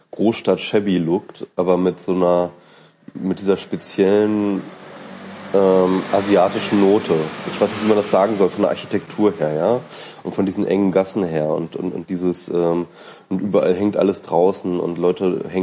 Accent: East Germany, Germany; Als Ossi

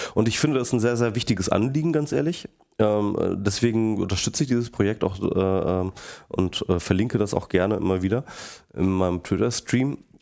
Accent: Hanover, Lower Saxony, Germany; moved away; In Hannover, meiner ehemaligen Heimatstadt. Ich komme aus Hannover übrigens. Ähm, bin da geboren worden

